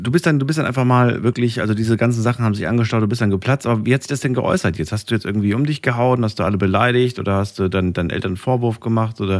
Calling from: Losheim am See, Saarland, Germany; Ich bin aus dem Saarland. Aus der Ecke Saarland, na gut. Aus, ist... aus Losheim am See.

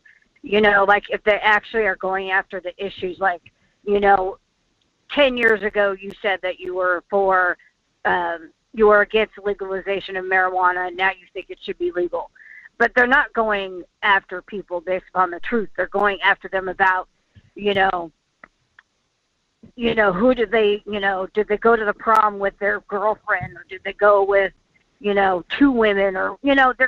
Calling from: Fairbanks, Alaska, United States; from Fairbanks.

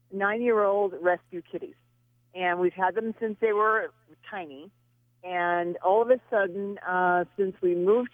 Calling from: Prescott, Arizona, United States; I'm Prescott.

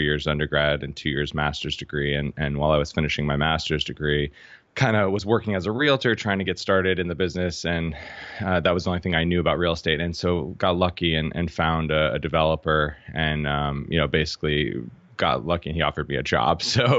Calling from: Boston, Massachusetts, United States; I'm in Boston today.

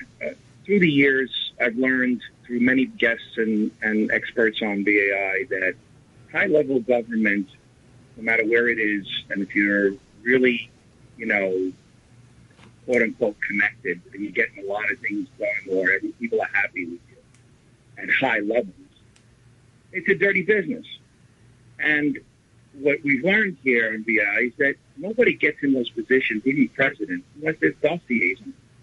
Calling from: Riverdale, New York, United States; from Riverdale.

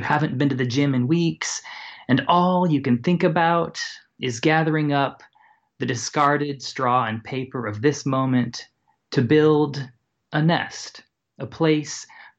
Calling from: Columbus, Ohio, United States; I'm calling from Columbus, Ohio.

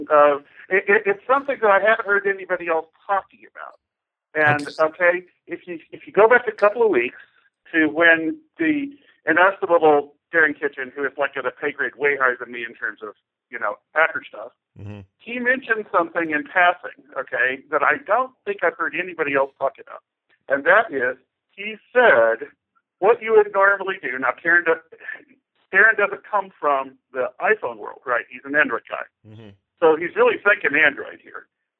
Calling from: Kansas City, Missouri, United States; …, Kansas City, Missouri.

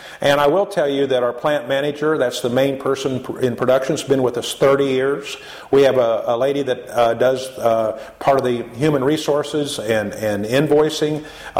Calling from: United States; we're calling in from America to East Africa

